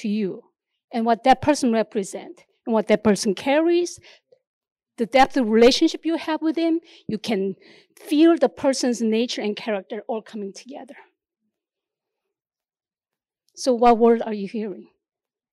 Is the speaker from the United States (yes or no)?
no; South Korea; English is a second language; moved away; the nation that I came from, there's like this place called DMZ, Demilitarized Zone